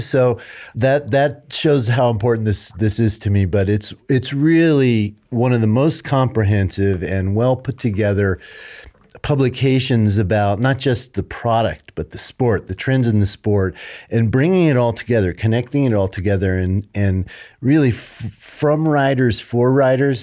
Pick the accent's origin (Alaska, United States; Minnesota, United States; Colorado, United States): Colorado, United States; moved away as an adult; I wanted to move back home. to be with my parents as they grew older and raised my family here. I'm from Colorado.